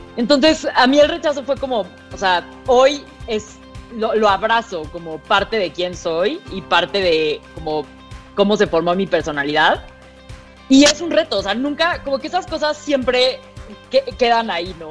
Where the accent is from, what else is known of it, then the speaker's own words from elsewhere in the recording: Mexico City, Mexico; accent: fresa; toda mi vida fui al francés del Pedregal